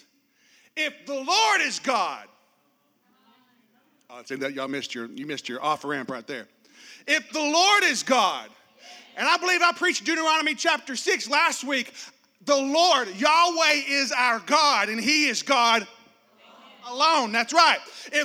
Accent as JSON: {"language": "English", "region": "Arkansas", "country": "United States", "tie": "born or raised there", "said": "I grew up in this small town in Arkansas"}